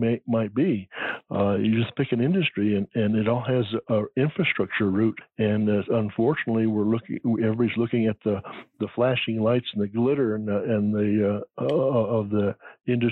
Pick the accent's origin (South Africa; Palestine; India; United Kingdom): United Kingdom; England; now in United States; being English